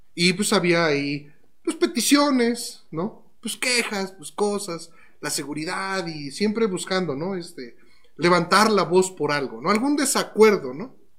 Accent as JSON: {"language": "Spanish", "country": "Mexico", "said": "como cristianos mexicanos que somos"}